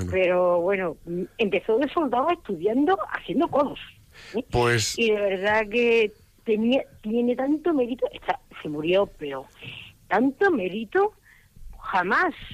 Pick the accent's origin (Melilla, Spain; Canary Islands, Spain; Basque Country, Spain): Melilla, Spain; born there; Mi padre, yo nací en Melilla.